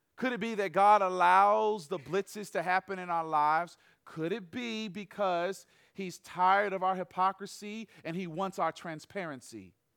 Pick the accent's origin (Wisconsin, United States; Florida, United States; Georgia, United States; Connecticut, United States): Georgia, United States; Atlanta; I am from Atlanta, Georgia.